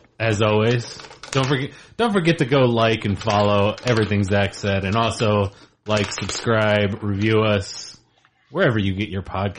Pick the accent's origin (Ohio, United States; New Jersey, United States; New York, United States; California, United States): Ohio, United States; Northwest; I'm from Northwest, so we might not even have crossover.